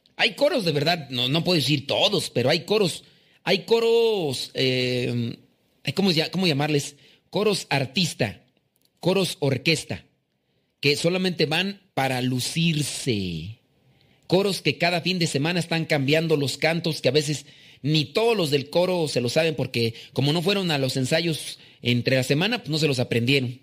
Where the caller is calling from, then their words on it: Guadalajara, Jalisco, Mexico; lo escucho desde Guadalajara, Jalisco